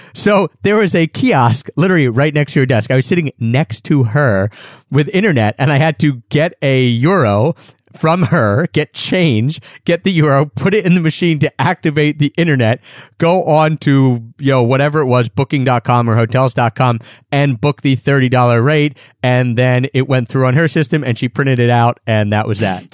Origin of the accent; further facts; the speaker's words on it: Philadelphia, Pennsylvania, United States; I'm from Philadelphia.